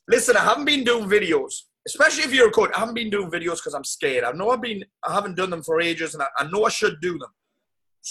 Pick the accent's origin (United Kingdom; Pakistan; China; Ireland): United Kingdom; South Shields, North East England; my hometown of South Shields